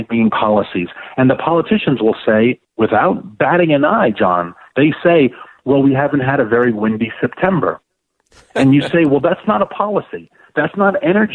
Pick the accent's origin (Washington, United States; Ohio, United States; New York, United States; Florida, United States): New York, United States; New York City; New York City, my hometown